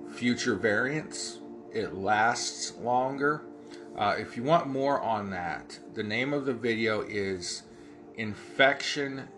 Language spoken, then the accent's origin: English; Ohio, United States; accent: Ohio hillbilly; I have my Ohio hillbilly accent